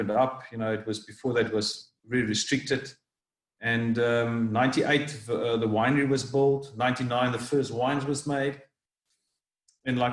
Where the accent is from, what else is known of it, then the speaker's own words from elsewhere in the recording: Cape Town, Western Cape, South Africa; I grew up in Cape Town